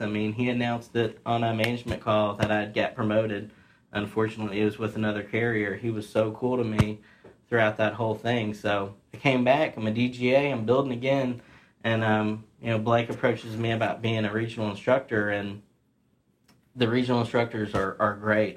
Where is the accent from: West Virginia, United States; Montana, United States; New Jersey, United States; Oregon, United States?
West Virginia, United States; Ripley; born and raised in uh, Ripley, West Virginia.